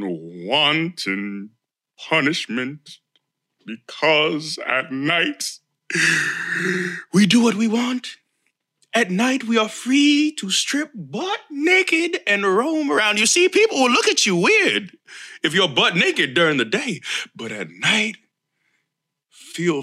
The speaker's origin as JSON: {"language": "English", "region": "Florida", "country": "United States", "said": "I am from Florida. This is where I live. This is where I rest my head. I have since 1986. minus college"}